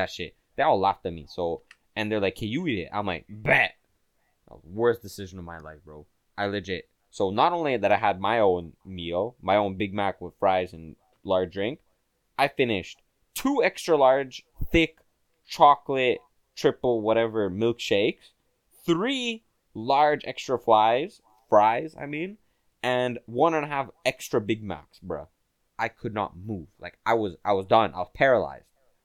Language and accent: English; Quebec, Canada; I'm from Quebec